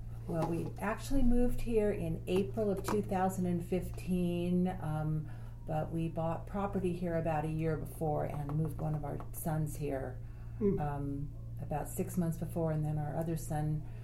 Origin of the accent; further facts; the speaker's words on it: Santa Barbara, California, United States; moved away as an adult; also born or lived in Bronx, New York; now in Austin, United States; I was born in the Bronx, in New York, and then I lived most of my life in California, and I've just been in Austin about 2.5 years.